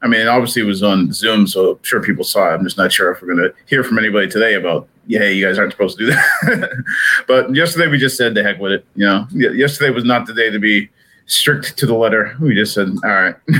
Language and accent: English; New England, United States; now in Kansas City, United States; I grew up in New England